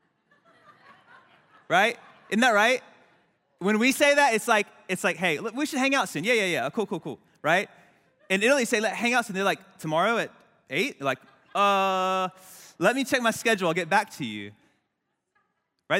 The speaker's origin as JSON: {"language": "English", "country": "United States", "tie": "born or raised there", "also_born_or_lived": "Wilmington, North Carolina / Trieste, Italy", "said": "I was born and raised in America"}